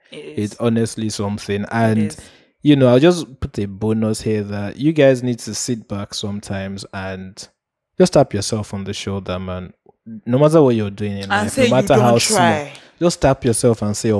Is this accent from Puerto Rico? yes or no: yes; Puerto Rico; I remember growing up in Puerto Rico, they used to say ….